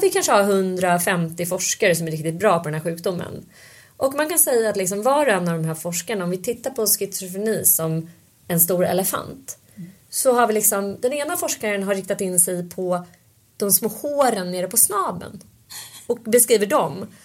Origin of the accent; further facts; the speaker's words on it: Stockholm, Stockholm County, Sweden; när jag växte upp då på Söder